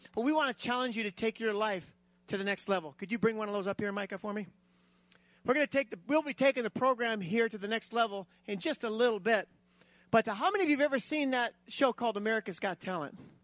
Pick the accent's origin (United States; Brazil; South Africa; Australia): United States; South Dakota; I grew up in South Dakota. I still live there